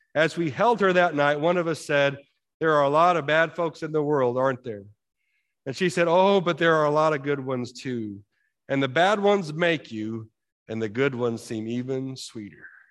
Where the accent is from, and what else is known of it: United States